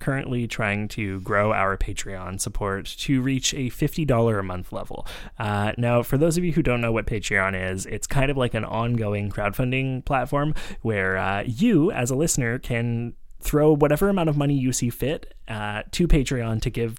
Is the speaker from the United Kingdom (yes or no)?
no; Vancouver, British Columbia, Canada; now in Montreal, Canada; I grew up in Vancouver